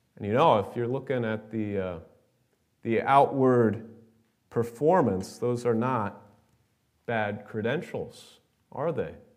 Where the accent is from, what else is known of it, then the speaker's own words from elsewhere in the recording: New York, United States; are you from New York? And they say, yeah, yeah, we're from New York. And we, oh, we are too